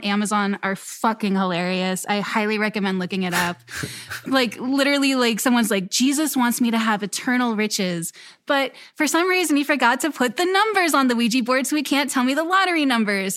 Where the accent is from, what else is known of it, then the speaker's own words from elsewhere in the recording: Florida, United States; moved away; I'm from Florida